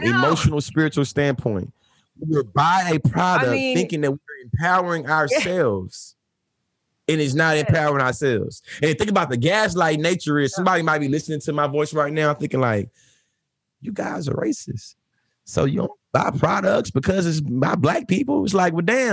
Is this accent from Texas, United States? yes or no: yes; Bryan, Texas, United States; I'm also from Bryan, Texas, too. And being from Bryan, Texas